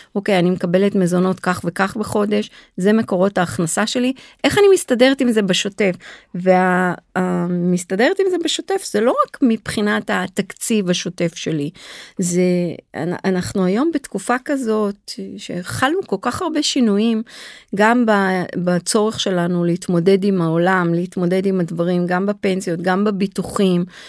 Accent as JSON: {"language": "Hebrew", "town": "Tel Aviv", "region": "Tel Aviv District", "country": "Israel", "tie": "born or raised there", "also_born_or_lived": "New York", "said": "גדלתי כל החיים בתל אביב"}